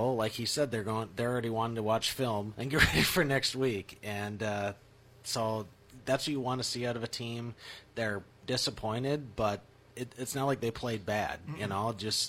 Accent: Minnesota, United States; now in Michigan, United States; growing up in Minnesota

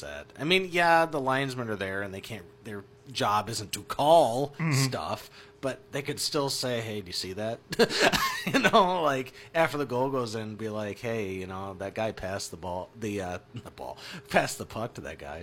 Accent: Minnesota, United States; I'm from Minnesota

